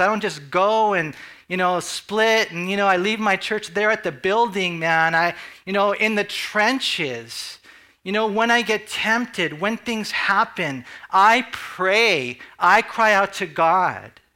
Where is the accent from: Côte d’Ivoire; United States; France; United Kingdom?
United States; as American Christians